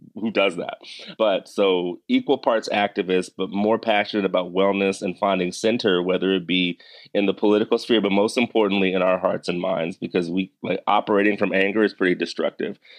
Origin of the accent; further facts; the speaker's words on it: Severn, Maryland, United States; I grew up in Severn, Maryland, which is right between Baltimore